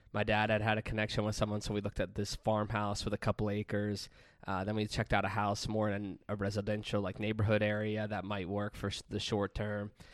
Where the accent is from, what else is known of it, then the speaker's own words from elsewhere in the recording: Pennsylvania, United States; moved away; we bought a house in Pennsylvania in my hometown